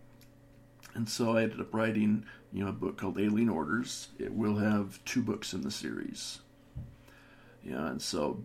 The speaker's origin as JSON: {"language": "English", "town": "Salt Lake City", "region": "Utah", "country": "United States", "tie": "born or raised there", "said": "I was born and raised in Salt Lake City, Utah"}